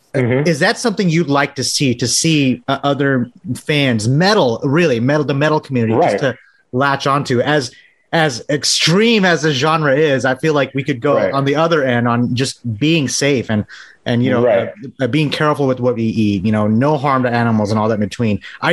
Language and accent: English; Texas, United States; I'm from Texas, so you're talking to the right person.